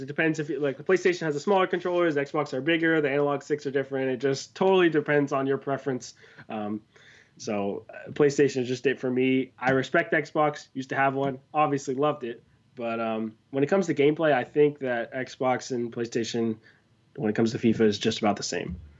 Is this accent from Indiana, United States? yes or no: no; Miami, Florida, United States; I'm from South Florida. I'm a Miami guy